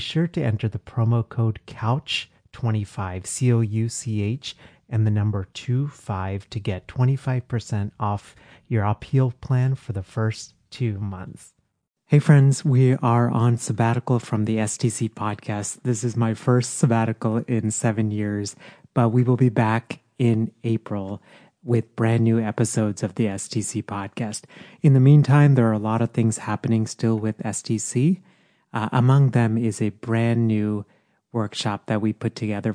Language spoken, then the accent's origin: English; Texas, United States; moved away; Texas, my home state.